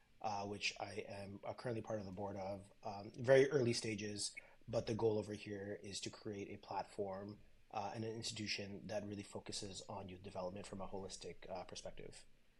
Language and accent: English; Montreal, Quebec, Canada; I've been born and raised in Montreal. Grew up here, been part of the community ever since I could remember.